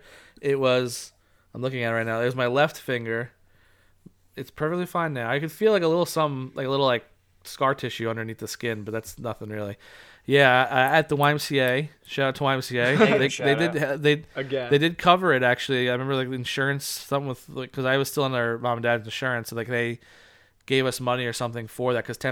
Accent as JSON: {"language": "English", "region": "Alabama", "country": "United States", "said": "I'm 16, and I'm from Alabama."}